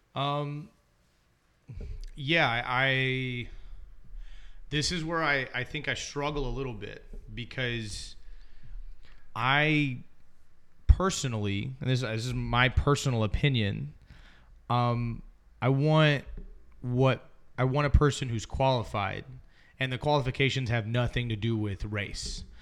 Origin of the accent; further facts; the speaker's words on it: Alabama, United States; I was born in Alabama, and so I have family that lives there still.